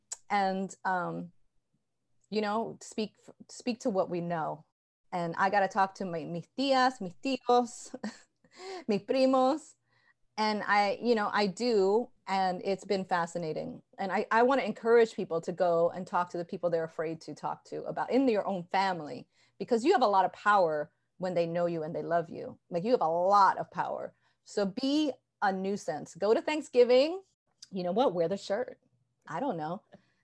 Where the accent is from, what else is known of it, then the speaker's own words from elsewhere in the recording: Ecuador; I grew up partly in Ecuador, seeing how treacherous machismo is there.